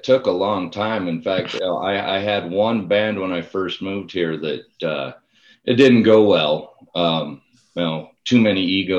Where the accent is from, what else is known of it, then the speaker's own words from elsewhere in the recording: Custer, South Dakota, United States; moved away as an adult; also born or lived in Minnesota; now in Las Vegas, United States; South Dakota, actually. I grew up in the Black Hills, Custer, South Dakota.